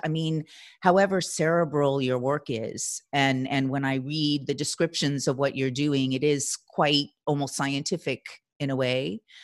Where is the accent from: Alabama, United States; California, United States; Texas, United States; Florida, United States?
California, United States; Los Angeles; moved away; my hometown of Los Angeles